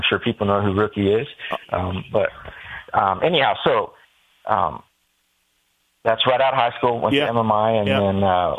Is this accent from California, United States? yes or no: yes; Eureka, California, United States; moved away as an adult; now in Corona, United States; So Eureka, California, that's where I'm from.